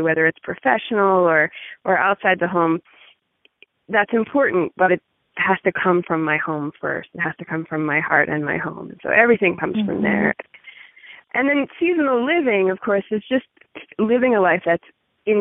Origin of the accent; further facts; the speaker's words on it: Pittsburgh, Pennsylvania, United States; moved away as an adult; now in Northwest Montana, United States; I'm originally from Pittsburgh